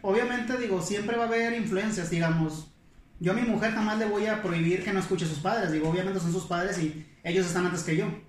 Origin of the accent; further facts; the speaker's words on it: Monclova, Coahuila, Mexico; moved away; soy de Coahuila